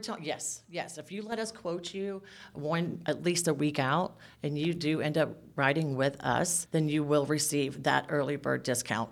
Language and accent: English; south Georgia, United States; now in Northeast Georgia, United States; I was actually born and raised in Bonnie, or Georgia